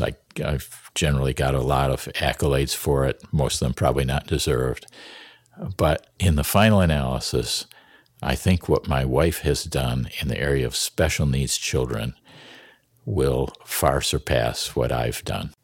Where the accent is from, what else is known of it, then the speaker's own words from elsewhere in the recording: Fremont, Michigan, United States; I grew up in Fremont, Michigan, proud of uh, my heritage